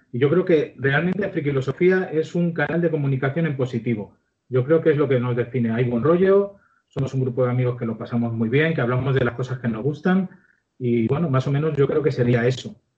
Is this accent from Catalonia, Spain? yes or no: no; Ciudad Real, Castilla-La Mancha, Spain; Yo soy de Ciudad Real, vivo en Ciudad Real